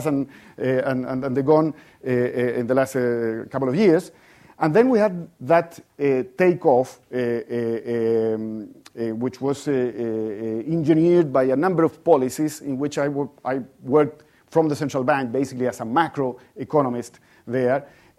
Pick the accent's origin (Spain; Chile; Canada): Chile; well, I come from Chile, and probably not many of you are familiar with Chile.